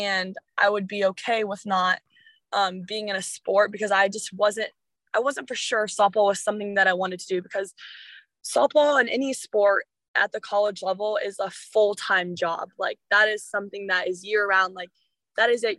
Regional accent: Illinois, United States; we're from Illinois, you know, there's nothing fun around us

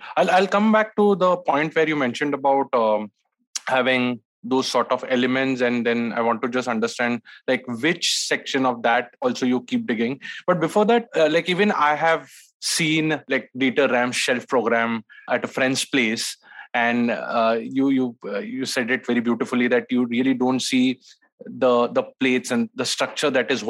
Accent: India; And India, we have this warmth.

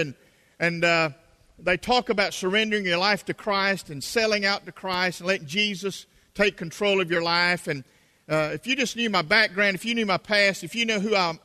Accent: South Carolina, United States; accent: South Carolina; my South Carolina accent

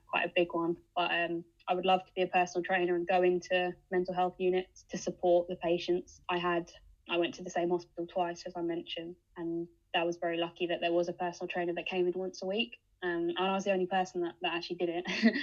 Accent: United Kingdom; It just sums us up as British people

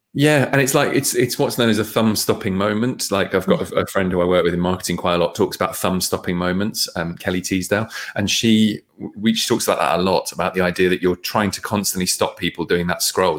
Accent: Bedford, East of England, United Kingdom; I grew up in Bedford

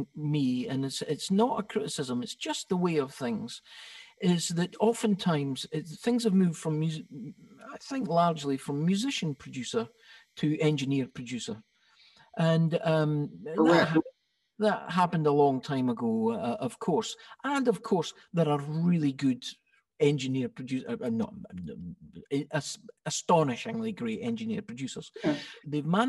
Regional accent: Scotland, United Kingdom; Yes, well, I didn't know I was being Scottish, of course.

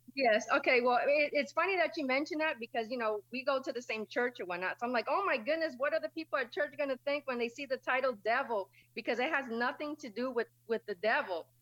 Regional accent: New London, Connecticut, United States; I was born and raised in New London, Connecticut.

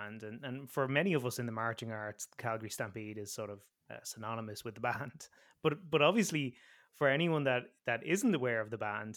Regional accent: Ireland; as an Irishman here

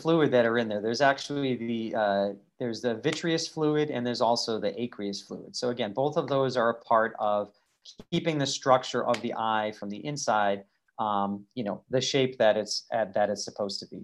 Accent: Massachusetts, United States; born or raised there

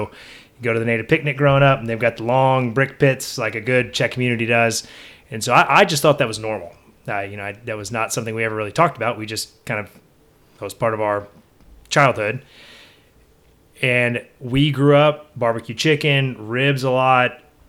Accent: Bellville, Texas, United States; So I'm originally from Belleville, Texas. And my parents are from Garwood, Natick, Texas

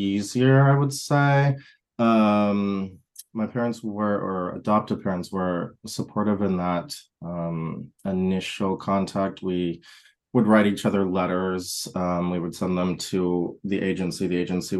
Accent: Wisconsin, United States; moved away; also born or lived in Texas; I grew up partly in Wisconsin, partially in Texas

